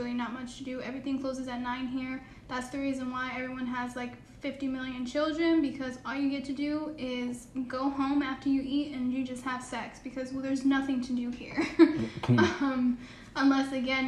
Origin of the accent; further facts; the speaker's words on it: Connecticut, United States; also born or lived in Houston, Texas; now in Mississippi, United States; I'm originally from Connecticut.